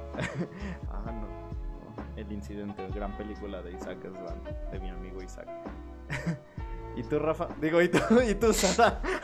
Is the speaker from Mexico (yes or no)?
yes; Mexico; estamos enojados como pueblo mexicano